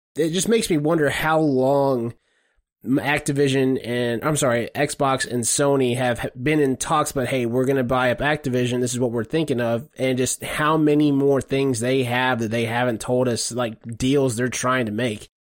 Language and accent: English; Savannah, Georgia, United States; I'm from Savannah, Georgia